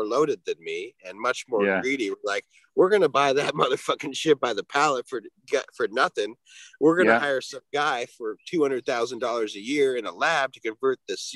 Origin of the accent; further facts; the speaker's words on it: Washington, United States; also born or lived in Minnesota / Oregon; I'm from Washington, but at the time when they legalized, I was living in Minnesota